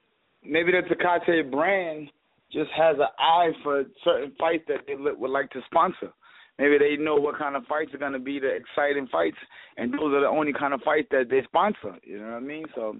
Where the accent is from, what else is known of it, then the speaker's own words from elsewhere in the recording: New York City, New York, United States; I'm from Brooklyn.